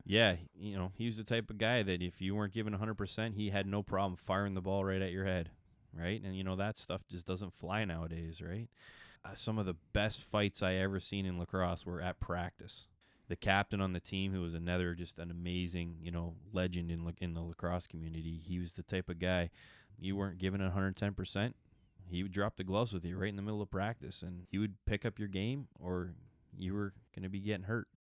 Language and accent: English; Milton, Ontario, Canada; moved away as an adult; now in Fergus, Canada; probably about ten years ago, I'm, uh, left Milton and moved up to, uh, of Fergus, Ontario